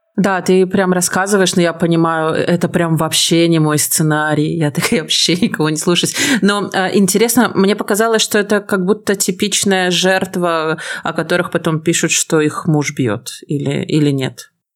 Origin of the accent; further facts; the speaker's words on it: Belarus; я белоруска